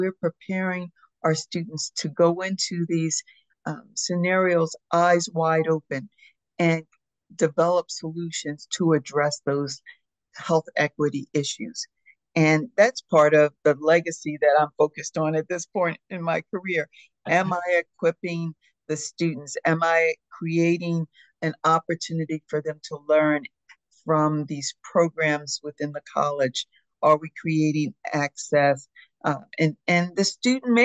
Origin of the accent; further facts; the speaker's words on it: Philadelphia, Pennsylvania, United States; As a child, growing up in the Philadelphia community